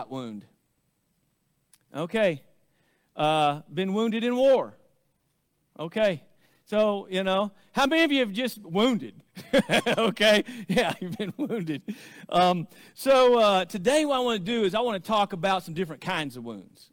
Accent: Arkansas, United States; accent: hillbilly; now in Oklahoma, United States; growing up in Arkansas

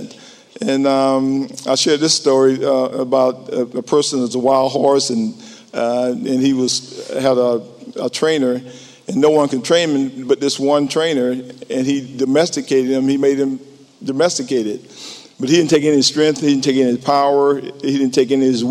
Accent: Whitmire, South Carolina, United States; I was born in Whitmire, South Carolina, a small town near Columbia, South Carolina, and not very much to do, so you got involved with sports

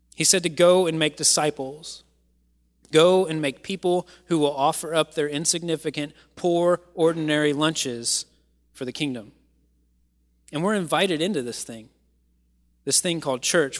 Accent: Kentucky, United States; moved away; I am from Kentucky

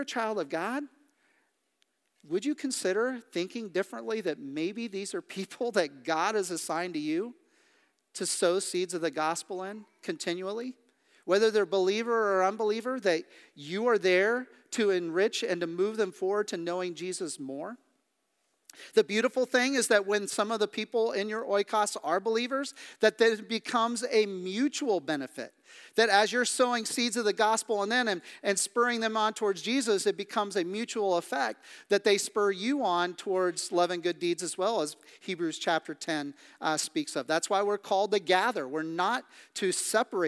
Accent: Midwest, United States; also born or lived in Kansas City / Kansas / Missouri; now in Pennsylvania, United States; I grew up in the Midwest. I did not expect to live the majority of my life in Pennsylvania.

